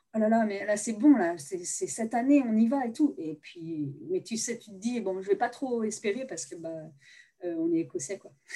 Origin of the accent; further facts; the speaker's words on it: Nantes, Pays de la Loire, France; also born or lived in United States; je viens de Nantes